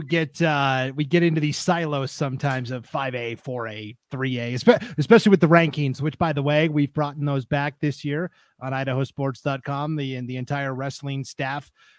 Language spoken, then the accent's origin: English; Pacific Northwest, United States; So I guess growing up in the Northwest, to me, Washington was always kind of the gold standard in wrestling.